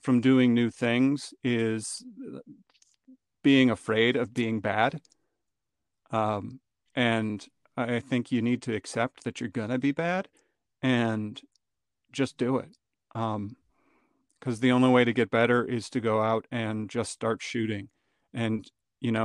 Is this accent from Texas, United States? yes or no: no; northern Wisconsin, United States; now in Chicago, United States; I grew up in northern Wisconsin